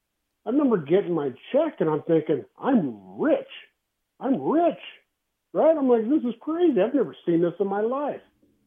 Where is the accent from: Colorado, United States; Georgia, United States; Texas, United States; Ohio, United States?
Texas, United States; You know, I'm a Cowboys fan too, growing up in Texas.